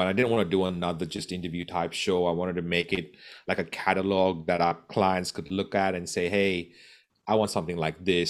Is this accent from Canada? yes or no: no; Goa, India; moved away; I'm from Goa in India.